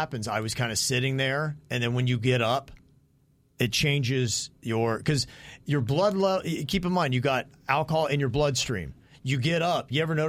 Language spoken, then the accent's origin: English; Logan, United States; moved away; I go back to Logan, and I'm off.